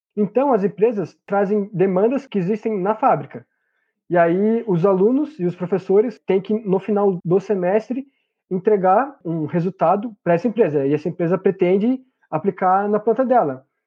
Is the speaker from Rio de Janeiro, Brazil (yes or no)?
no; hometown 60 km from São Paulo, Brazil; also born or lived in Paraná; voltei para minha cidade natal